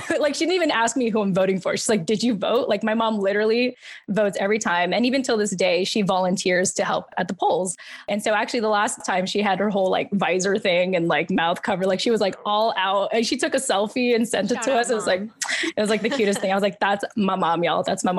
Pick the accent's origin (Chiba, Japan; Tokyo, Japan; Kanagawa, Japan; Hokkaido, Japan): Kanagawa, Japan; Yokosuka; born there; And then I was born in Yokosuka, Japan Naval Base, you know, on American soil and everything.